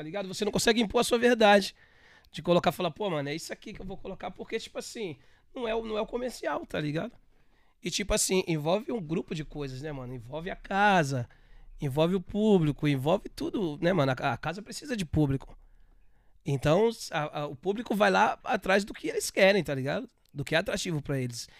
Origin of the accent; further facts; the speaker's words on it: São Paulo, Brazil; Sou paulista, nasci em São Miguel, paulista